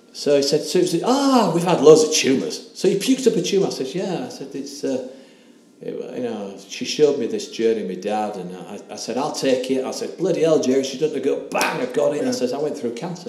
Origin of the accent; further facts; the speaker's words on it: England, United Kingdom; accent: English; my English accent